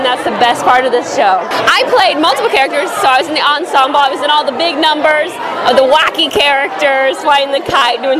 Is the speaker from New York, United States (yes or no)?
no; Texas, United States; moved away as an adult; now in California, United States; I am from Texas, and so I moved here about 2 years ago with my husband